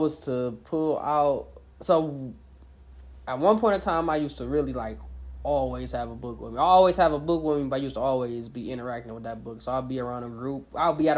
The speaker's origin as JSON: {"language": "English", "town": "River Rouge", "region": "Michigan", "country": "United States", "said": "I'm from River Rouge, the southwest Detroit Ecorse area."}